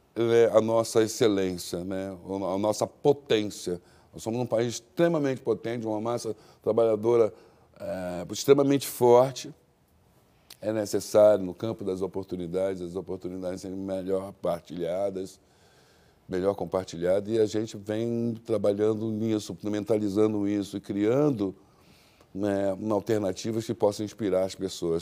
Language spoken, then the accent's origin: Portuguese; Brazil; eu não sou brasileiro fora daqui, né? eu sou um africano